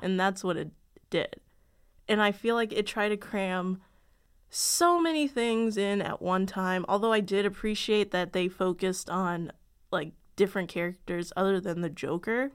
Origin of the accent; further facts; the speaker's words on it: Chicago, Illinois, United States; I'm from Chicago